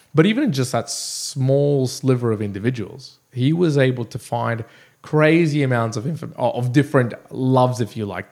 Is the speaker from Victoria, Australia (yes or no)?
no; Brisbane, Queensland, Australia; here in Brisbane, my hometown